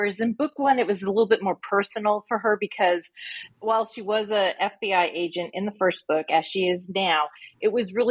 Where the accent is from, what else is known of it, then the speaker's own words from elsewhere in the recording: Colorado Springs, Colorado, United States; moved away as an adult; now in Texas, United States; I am originally from Colorado. I was born and raised there, and I moved away many years ago